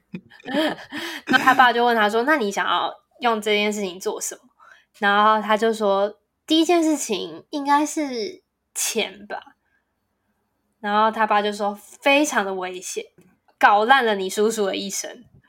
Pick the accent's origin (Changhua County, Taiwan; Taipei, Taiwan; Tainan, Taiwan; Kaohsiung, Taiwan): Taipei, Taiwan; moved away as an adult; now in Taichung, Taiwan; 从我有记忆以来到，就是大学毕业以前，我几乎，就是我就是没有离开过台北市